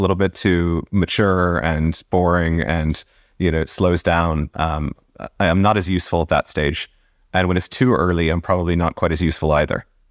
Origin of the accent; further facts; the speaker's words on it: Virginia, United States; moved away as an adult; now in Dublin, Ireland; I was born in Virginia